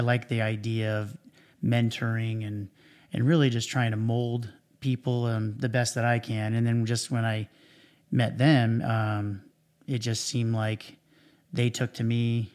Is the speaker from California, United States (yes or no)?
yes; Cypress, California, United States; also born or lived in Huntington Beach, California; I grew up in Orange County. I, um, was, um, pretty much grew up in Cyprus my whole life.